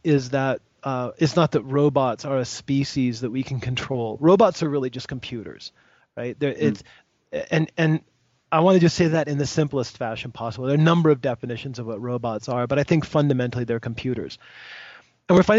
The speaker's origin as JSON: {"language": "English", "country": "United States", "said": "I'm an American"}